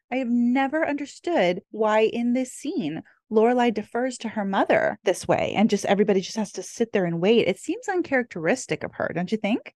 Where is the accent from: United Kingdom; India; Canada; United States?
United States; California; now in Hawaii, United States; at heart, I'm probably always gonna be a California girl